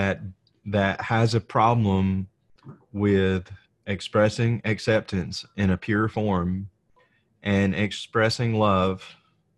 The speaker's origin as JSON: {"language": "English", "region": "the South", "country": "United States", "tie": "born or raised there", "said": "I grew up in the South"}